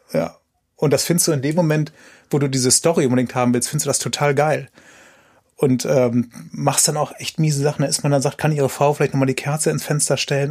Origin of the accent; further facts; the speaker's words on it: Aachen, North Rhine-Westphalia, Germany; das habe ich in Aachen gemacht, wo ich herkomme